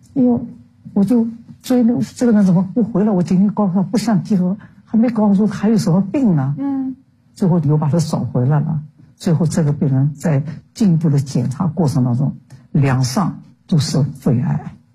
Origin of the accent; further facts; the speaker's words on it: Shanghai, China; moved away as an adult; also born or lived in Beijing; 因为我在旧上海长大的